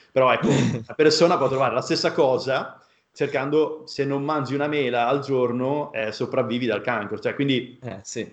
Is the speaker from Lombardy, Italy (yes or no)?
no; a small town in the province of Modena, Emilia-Romagna, Italy; moved away; vengo da un paesino eh, della provincia di Modena, eh, veramente piccolo